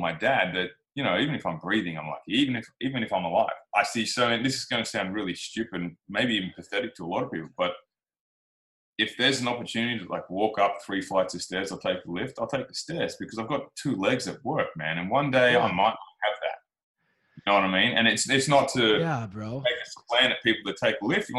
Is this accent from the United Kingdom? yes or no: no; Australia